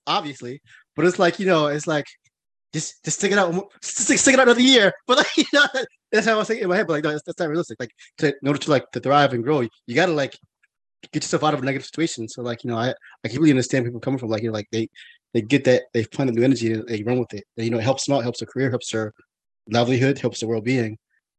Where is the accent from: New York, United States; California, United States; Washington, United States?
New York, United States; New York City; also born or lived in Brooklyn; I was born in Brooklyn, grew up in Queens